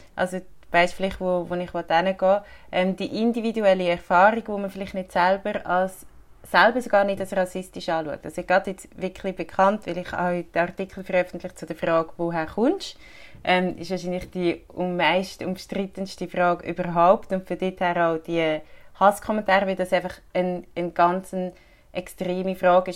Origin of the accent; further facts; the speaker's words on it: Switzerland; bei uns in der Schweiz